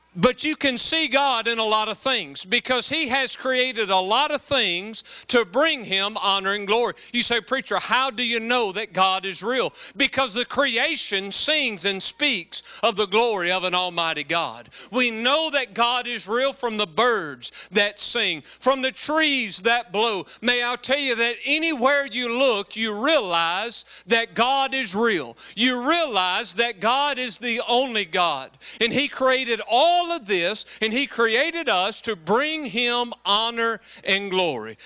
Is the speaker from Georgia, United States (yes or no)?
no; West Monroe, Louisiana, United States; I'm a redneck from West Monroe, Louisiana